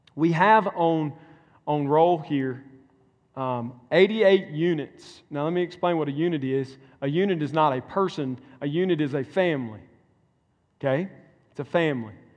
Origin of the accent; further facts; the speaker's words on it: Mississippi, United States; moved away; my home state. Mississippi